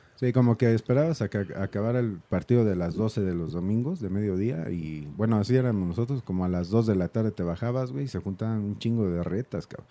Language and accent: Spanish; Mexico City, Mexico; yo también soy de la Doctores